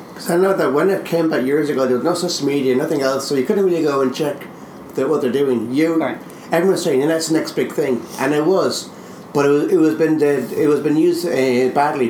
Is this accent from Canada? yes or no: no; Ireland